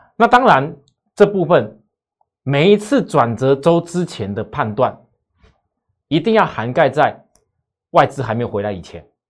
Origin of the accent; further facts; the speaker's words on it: Taiwan; 我们台湾这边